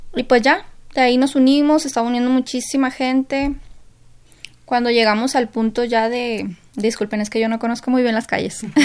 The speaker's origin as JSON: {"language": "Spanish", "region": "Sinaloa", "country": "Mexico", "moved": "yes", "lives_now": "Mexico City, Mexico", "said": "mi grupo de amigos somos cinco aquí en, México, que los cinco somos de Sinaloa"}